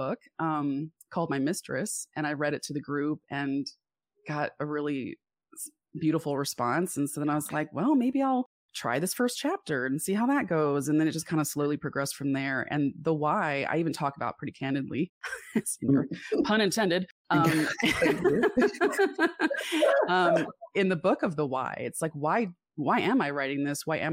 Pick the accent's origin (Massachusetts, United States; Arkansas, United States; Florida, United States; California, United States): Florida, United States; South; also born or lived in Atlanta, Georgia; I was born in Atlanta and I moved to South Florida when I was six